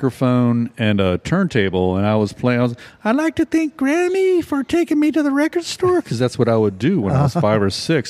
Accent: Virginia, United States; now in New Orleans, United States; I grew up in Virginia

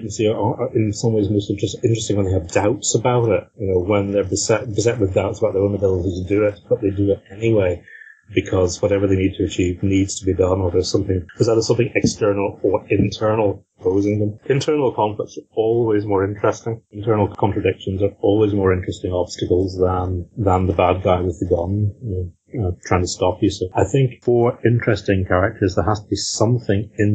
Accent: Northern Ireland, United Kingdom; growing up in Northern Ireland as officially a Protestant

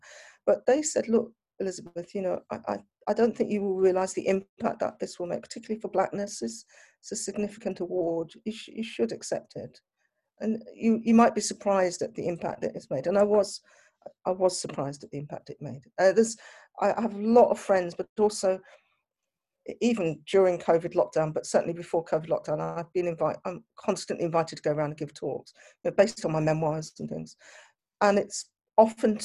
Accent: United Kingdom; I'm a Black British

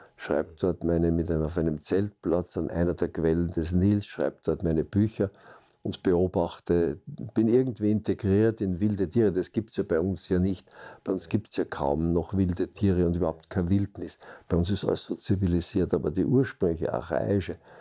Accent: Vienna, Austria; Ich bin geboren 1937 in Wien, also noch zwischen den beiden Weltkriegen.

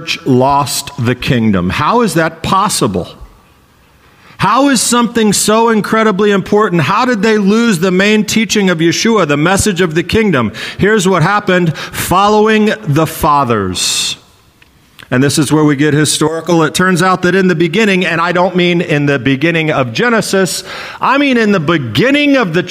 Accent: Texas, United States; moved away; I grew up in Texas, part of my life.

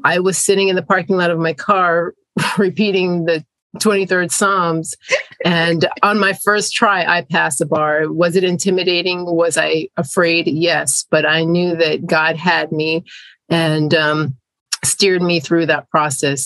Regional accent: South Florida, United States; also born or lived in Jamaica; I'm an immigrant from Jamaica, which is a Caribbean island, um, English speaking, and my family migrated to the US when I was a child. And I grew up in South Florida

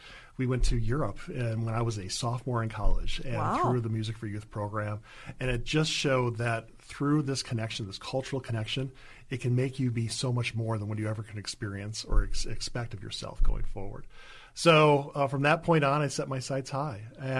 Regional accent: Greendale, Wisconsin, United States; I grew up in Greendale, Wisconsin

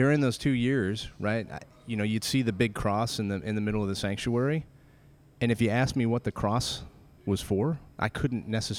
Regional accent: Colorado, United States; moved away as an adult; now in Texas, United States; we grew up in Colorado, and we moved out here in 2005 to Texas. And we've been here ever since

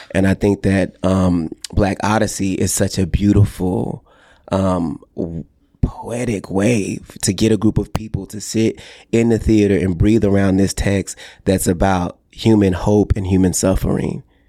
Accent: Texas, United States; growing up in the Bible Belt in the Deep South in Texas in a small town

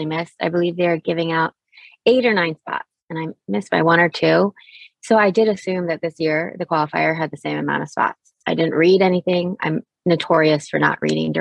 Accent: Fairfax, Virginia, United States; I grew up, Fairfax, Virginia, Chantilly area. I went to Chantilly High School

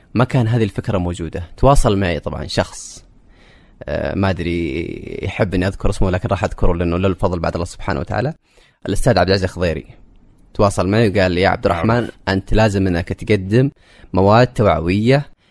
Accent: Saudi Arabia; also born or lived in Jazan; now in Riyadh, Saudi Arabia; انا كشاب سعودي في المنطقه الوحيد تقريبا

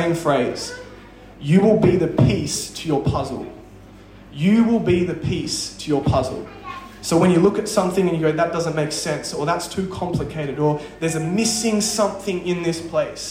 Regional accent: Perth, Western Australia, Australia; I'm from Perth

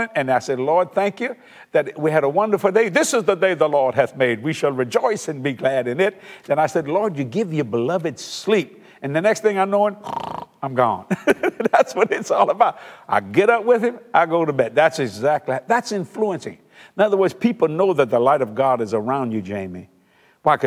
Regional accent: South Louisiana, United States; we're from South Louisiana, and most people are raised Catholic

